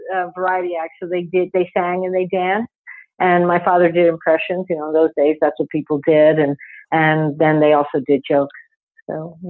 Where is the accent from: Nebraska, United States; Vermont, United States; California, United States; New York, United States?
New York, United States; New York City; also born or lived in Woodside, Queens; I grew up in New York City. I'm a New York City girl. I was born in Manhattan. And then my parents, I don't know, at some point, I don't know when, probably when I was about one or two, they moved out to Queens, to Woodside.